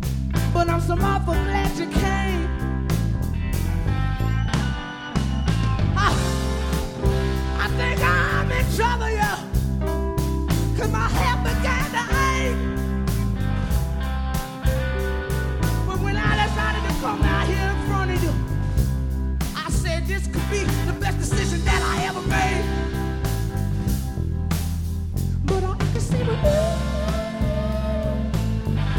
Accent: Alabama, United States; I came from Alabama empty-handed

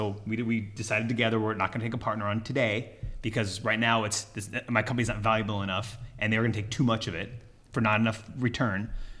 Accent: California, United States; Orange County, California.

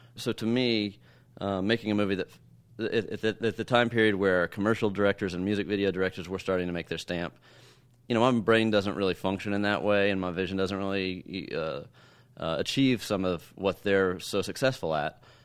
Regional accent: Texas, United States; I grew up in Texas

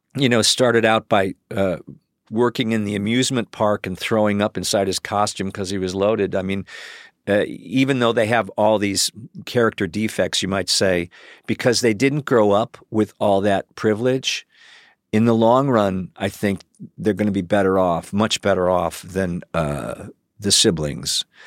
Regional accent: Cleveland, Ohio, United States; moved away; also born or lived in Chicago / New York; I grew up in Cleveland

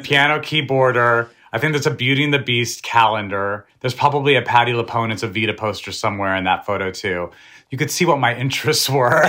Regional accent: New Mexico, United States; born or raised there

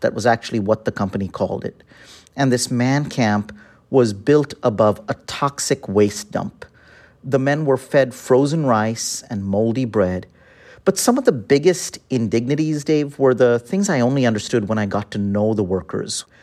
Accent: Delhi, India; moved away as an adult; also born or lived in Chicago, United States; now in United States; I'm from Delhi, and I came to study at the University of Chicago

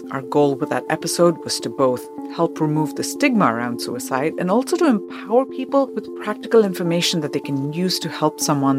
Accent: India; moved away; Because, you know, I'm from India.

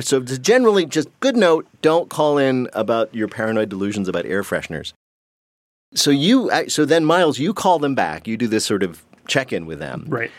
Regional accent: New Jersey, United States; I'm from Jersey.

